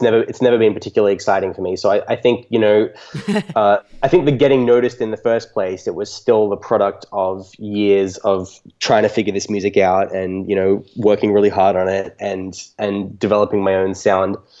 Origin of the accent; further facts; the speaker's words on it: Australia; nice private school in, in my hometown in Australia.